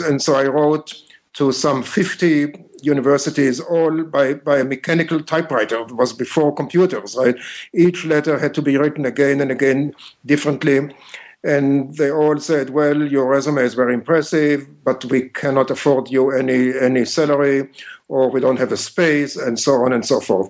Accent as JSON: {"language": "English", "country": "Israel", "tie": "born or raised there", "also_born_or_lived": "Michigan / Chicago, Illinois", "moved": "as an adult", "said": "I was born and raised in Israel"}